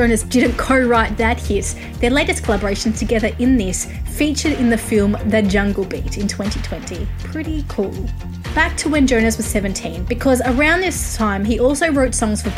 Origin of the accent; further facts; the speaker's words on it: Australia; I'm Australian